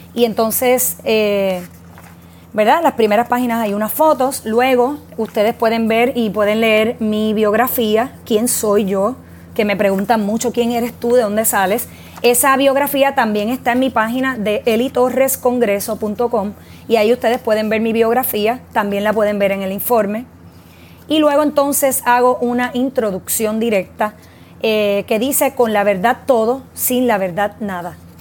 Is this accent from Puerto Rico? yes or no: yes; Puerto Rico; nuestro terruño